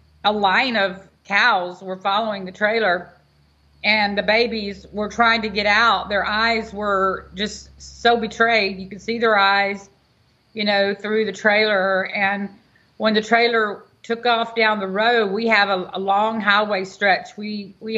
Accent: Houston, Texas, United States; now in Angleton, United States; I was from Texas.

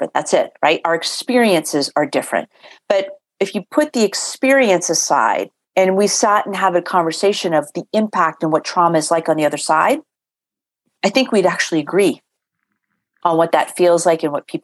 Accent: Boston, Massachusetts, United States; I grew up in Boston or outside of Boston

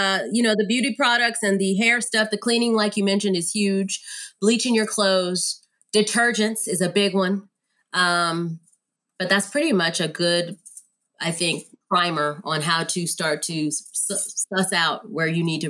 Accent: San Antonio, Texas, United States; also born or lived in Germany; I was born in Germany. My dad was a soldier. We moved all around. I had friends of all races. I grew up primarily when I became of age and established my identity in San Antonio, Texas.

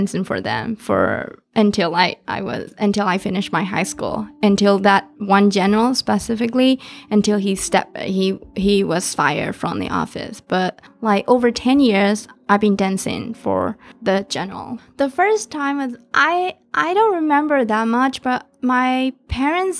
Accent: Myanmar; moved away as an adult; now in Minneapolis, United States; growing up in Burma in 90s

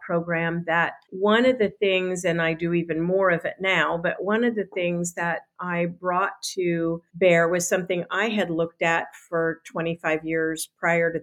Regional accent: Boulder, Colorado, United States; I'm from Boulder, Colorado, which is 25 square miles surrounded by reality.

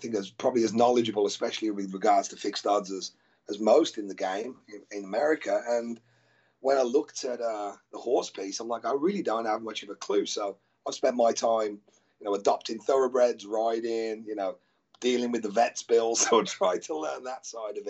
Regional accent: Birmingham, West Midlands, United Kingdom; moved away; Obviously I'm from Birmingham. So was my dad and my granddad

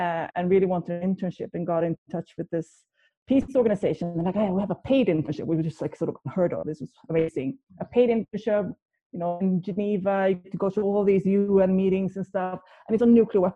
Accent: outside Gothenburg, Västra Götaland, Sweden; I grew up in Sweden, outside Gothenburg

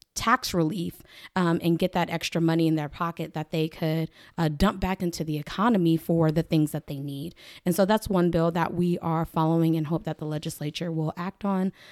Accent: Lawton, Oklahoma, United States; also born or lived in Washington, D.C.; I am born and raised Oklahoman. I'm from Lawton, proud Lawtonian

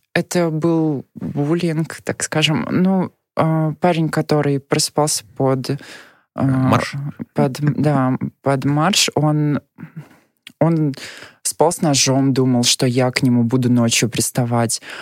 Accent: Nizhny Novgorod Oblast, Russia; moved away as an adult; now in Moscow, Russia; я родилась в Нижегородской области и э, 18 лет жила там

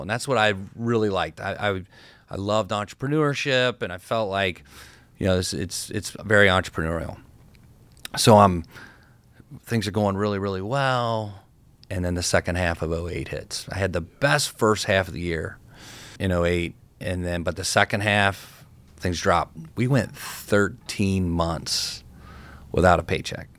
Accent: Cincinnati, Ohio, United States; I've got a big network from growing up in Cincinnati

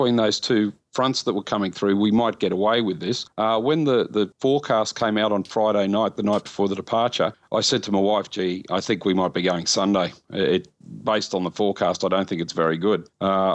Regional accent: Mittagong, New South Wales, Australia; my hometown of Mittagong

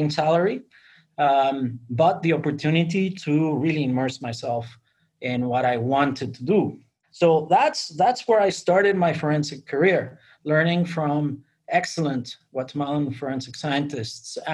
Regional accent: Mexico; moved away; also born or lived in United Kingdom; I was born in Mexico. My father was English, and I mean from the north of England. My mother was Mexican. And I grew up in Mexico until I relocated to the UK

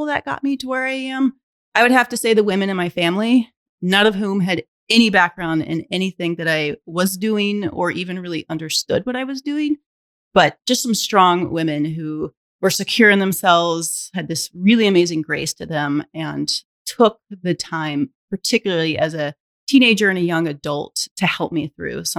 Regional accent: Alabama, United States; I was born and raised in Alabama.

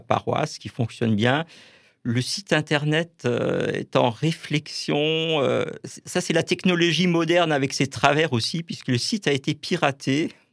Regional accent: Kolbsheim, Grand Est, France; dans la paroisse où j'ai grandi en fait à Kolbsheim

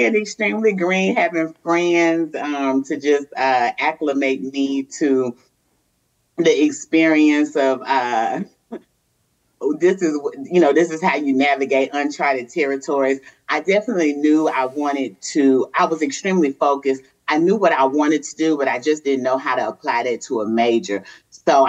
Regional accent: Chicago, Illinois, United States; moved away; also born or lived in Mississippi; I grew up in Chicago

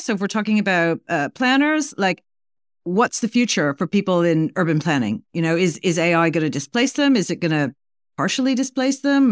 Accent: New York, United States; moved away; I used to live there. It's been, like, thirty-five years, and I still, like, you know, I still feel like part of my soul, and part of my soul, I'm a New Yorker

